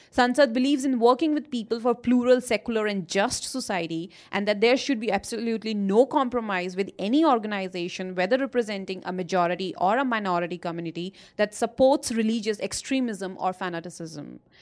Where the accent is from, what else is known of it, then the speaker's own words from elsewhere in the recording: New Delhi, Delhi, India; moved away as an adult; now in Vancouver, Canada; I'm born and brought up in India in, uh, New Delhi